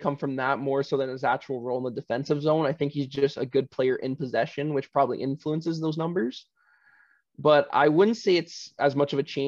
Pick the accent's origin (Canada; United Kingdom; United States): Canada; Niagara area, Ontario; I'm from the Niagara area